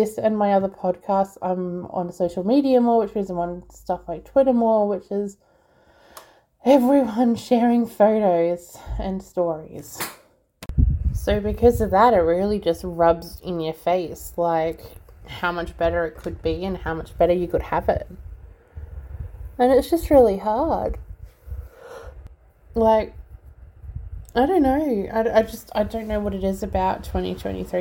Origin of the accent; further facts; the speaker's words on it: Australia; also born or lived in Melbourne; being Australian, being in Melbourne